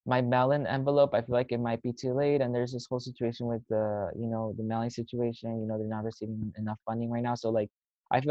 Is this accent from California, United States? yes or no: yes; San Fernando Valley, California, United States; I'm from the San Fernando Valley